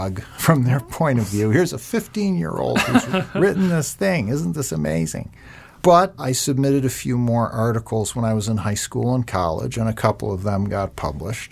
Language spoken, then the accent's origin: English; Rochester, New York, United States; I grew up outside Rochester, New York, which is also upstate.